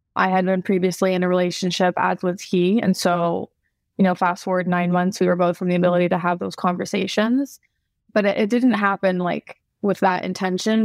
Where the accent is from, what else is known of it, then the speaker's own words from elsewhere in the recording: California, United States; I grew up in California, so I'm kind of a mix between, like, California girl with, like, European background